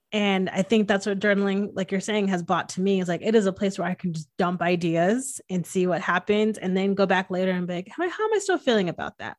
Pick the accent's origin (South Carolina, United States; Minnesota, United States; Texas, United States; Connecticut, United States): Connecticut, United States; I'm from Connecticut